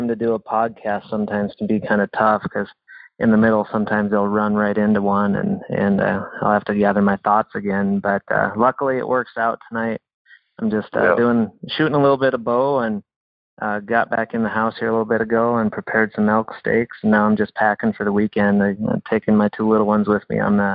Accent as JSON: {"language": "English", "region": "North Dakota", "country": "United States", "tie": "born or raised there", "said": "I grew up in North Dakota on a farm and ranch up there"}